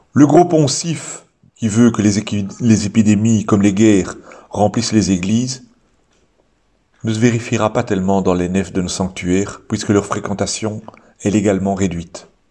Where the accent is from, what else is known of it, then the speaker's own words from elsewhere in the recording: Belgium; chez nous en Belgique